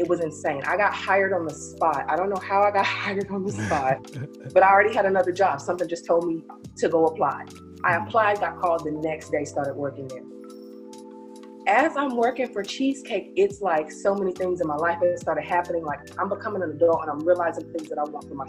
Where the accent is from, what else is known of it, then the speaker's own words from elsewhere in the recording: North Carolina, United States; moved away as an adult; now in Atlanta, United States; I'm originally from North Carolina. I moved here with my job. You know, they moved me out here to the good city of Atlanta